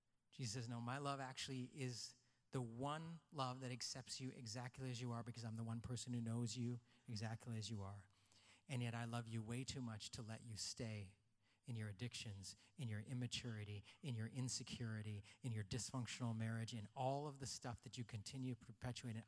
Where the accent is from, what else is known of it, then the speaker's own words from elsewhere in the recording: Canada; I was born in Canada. I'm white underneath.